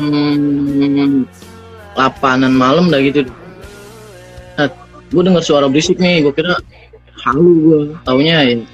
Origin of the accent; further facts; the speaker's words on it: Jakarta, Indonesia; nah pas di base camp akhirnya gue bilang saya dari Jakarta pak udah jauh-jauh masa saya nggak naik sampai sini